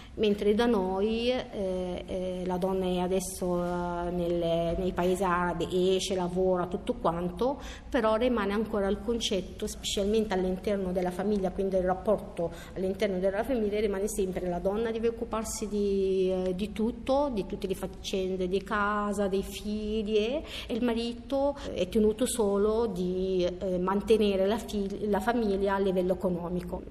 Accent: Egypt; Italian is a second language; now in Italy; in Egitto come una donna o una ragazza avevo paura che uscire di sera

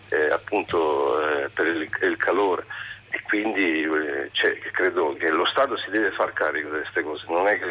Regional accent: Salento, Apulia, Italy; now in Bologna, Italy; io chiamo da, da Bologna, però allora. chiaramente non sono di, di, Bologna, non si sente da, dall'accento, sono salentino.

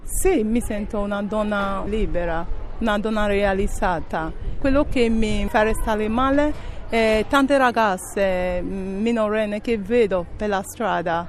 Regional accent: Nigeria; Italian is a second language; moved away as an adult; also born or lived in Spain / Castel Volturno, Italy; now in Italy; Quando ero al mio paese non vivevo male, sono laureata in informatica

